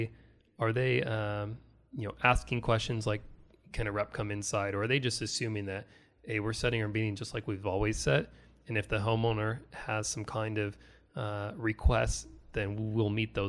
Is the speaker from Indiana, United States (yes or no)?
no; New York, United States; Now see, I'm originally from the Rochester Buffalo area, so I'm a big Bills fan up there.